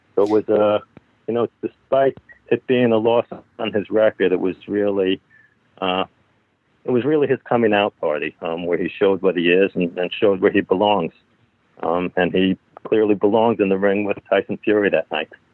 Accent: Amherst, Massachusetts, United States; I grew up in Amherst, Massachusetts.

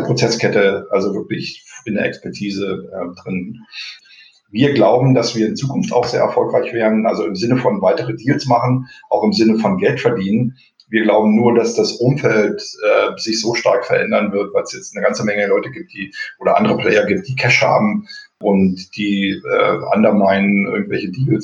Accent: East Germany, Germany; moved away as an adult; also born or lived in Dresden / United States; gelernter DDR-Bürger

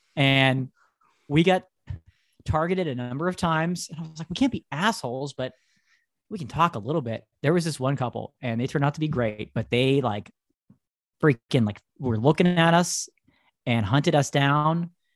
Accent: United States; we're from United States

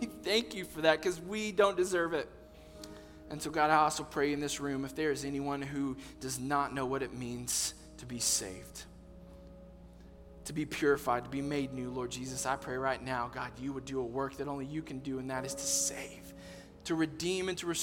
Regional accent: Texas, United States; I'm from Texas.

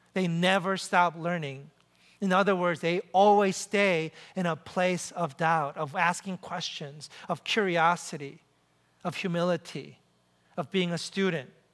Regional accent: New York City, New York, United States; I'm from New York City.

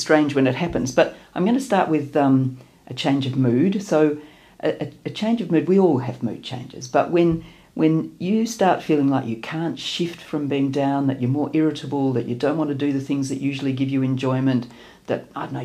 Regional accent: Melbourne, Victoria, Australia; I'm from Melbourne

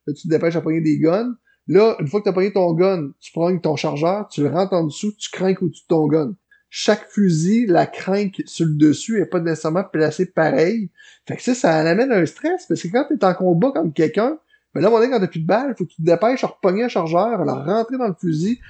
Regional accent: L'Ancienne-Lorette, Quebec, Canada; chez nous à l'ancienne Larette

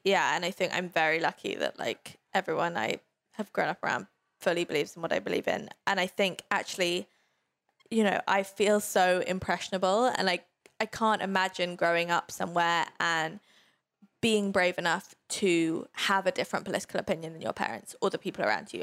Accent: London, United Kingdom; I grew up in London

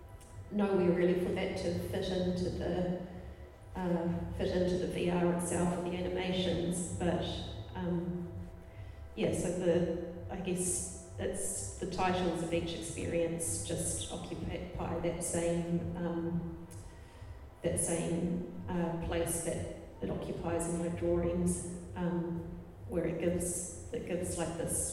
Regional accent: Tauranga, Bay of Plenty, New Zealand; also born or lived in Christchurch; when I grew up in Tauranga

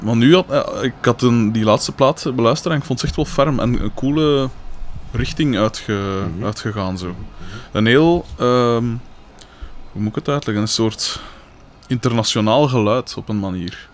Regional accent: Liedekerke, Flanders, Belgium; Bij ons in Likkerk

